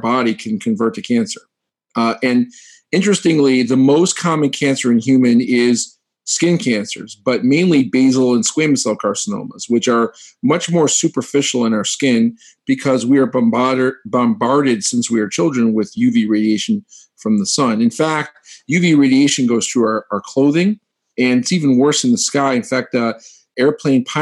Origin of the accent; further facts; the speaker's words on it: Ann Arbor, Michigan, United States; moved away as an adult; also born or lived in Pittsburgh / St. Louis; now in Cleveland, United States; I'm actually a Midwest kid. I'm from Ann Arbor, Michigan